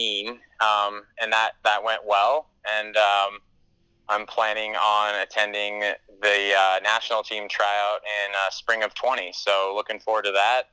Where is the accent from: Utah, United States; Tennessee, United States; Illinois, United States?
Utah, United States; Salt Lake City; moved away; I'm going to be in Salt Lake City, which is my hometown